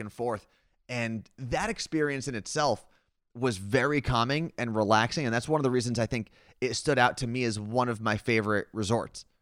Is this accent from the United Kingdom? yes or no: no; Seattle, Washington, United States; we are from Seattle